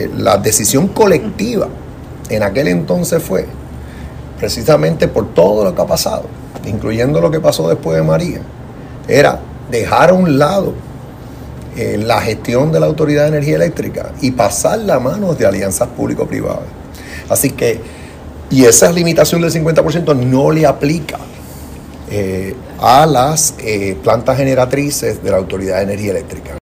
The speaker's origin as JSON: {"language": "Spanish", "country": "Puerto Rico", "said": "la ciudadanía americana de todos los puertorriqueños"}